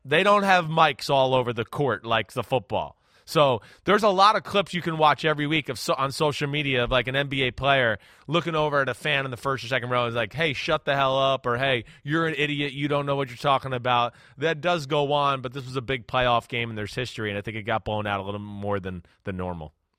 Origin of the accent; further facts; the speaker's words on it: New Jersey, United States; I'm from New Jersey like Kyrie Irving.